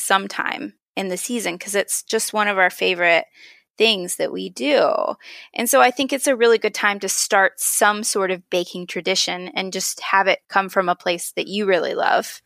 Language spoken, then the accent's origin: English; Pennsylvania, United States; When I was a kid, I grew up in Pennsylvania